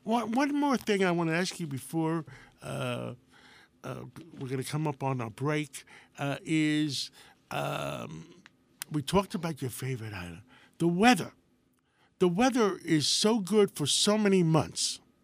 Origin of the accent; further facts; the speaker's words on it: Greece; now in New York, United States; I was born in Greece